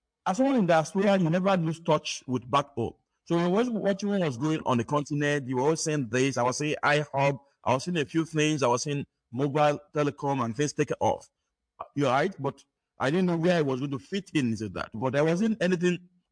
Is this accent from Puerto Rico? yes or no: no; Nigeria; moved away as an adult; also born or lived in United States; now in Lagos, Nigeria; growing up in Nigeria, I had a first class in computer engineering